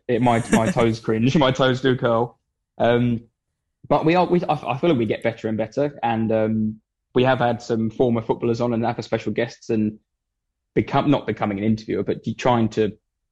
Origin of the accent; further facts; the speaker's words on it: Hatfield Peveril, East of England, United Kingdom; now in Chelmsford, United Kingdom; born and bred Hatfield Peveril, but I live in Chelmsford